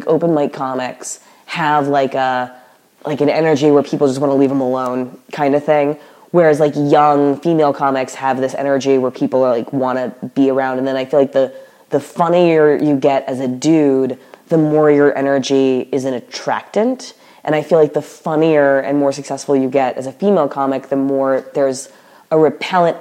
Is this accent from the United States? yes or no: yes; the South, United States; moved away; But I was raised in the South with teachers